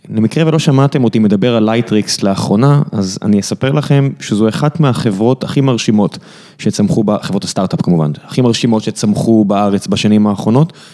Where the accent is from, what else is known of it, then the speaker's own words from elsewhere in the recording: Beersheba, Southern District, Israel; כבאר שבעי בורן אנד רייזד